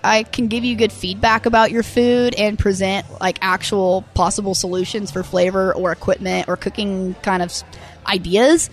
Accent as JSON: {"language": "English", "town": "Tulsa", "region": "Oklahoma", "country": "United States", "tie": "born or raised there", "said": "I grew up living in Tulsa"}